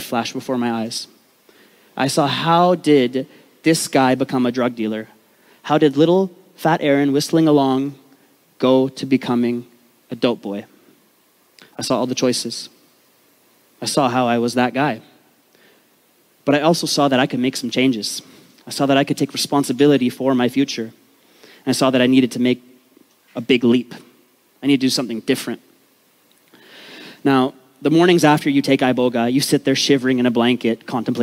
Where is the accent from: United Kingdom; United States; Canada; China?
Canada; Vancouver, British Columbia; I grew up in East Vancouver, the rough part of town.